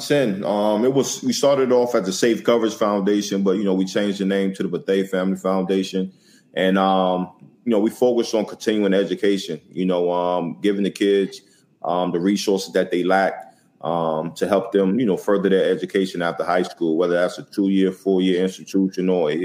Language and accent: English; Newport News, Virginia, United States; moved away; now we focus mainly in my hometown that I grew up in, Newport News, Virginia